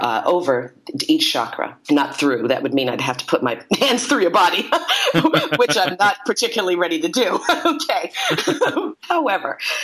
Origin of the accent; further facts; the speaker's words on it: Brooklyn, New York, United States; now in Santa Monica, United States; I was born in Brooklyn, New York. I now live in Santa Monica, California